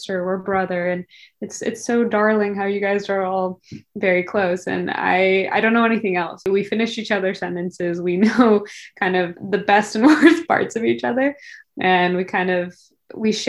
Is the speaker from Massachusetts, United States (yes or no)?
no; Silicon Valley, California, United States; we grew up in Silicon Valley.